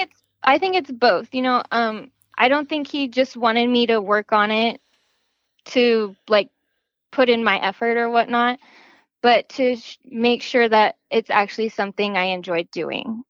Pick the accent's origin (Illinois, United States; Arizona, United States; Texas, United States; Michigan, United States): Arizona, United States; Gilbert; I was born in Gilbert, Arizona, and I have never moved anywhere else